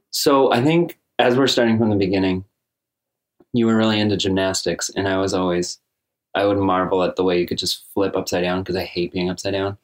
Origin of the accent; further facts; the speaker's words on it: Ballston Spa, New York, United States; we grew up together in Boston Spa